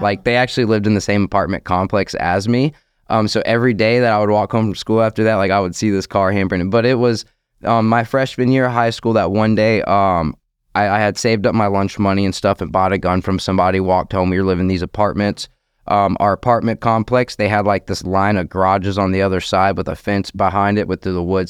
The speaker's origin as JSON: {"language": "English", "town": "Orange Park", "region": "Florida", "country": "United States", "tie": "born or raised there", "said": "I'm from Orange Park, Florida. Clay County, born and raised my whole life."}